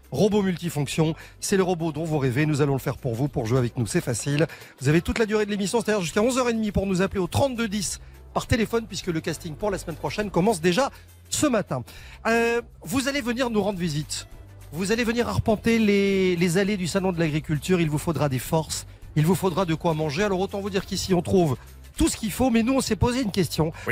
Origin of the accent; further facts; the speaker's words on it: Belgium; moved away; je suis belge d'origine